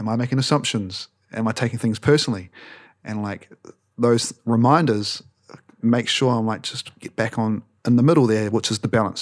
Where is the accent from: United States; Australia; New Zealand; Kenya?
New Zealand; we're from New Zealand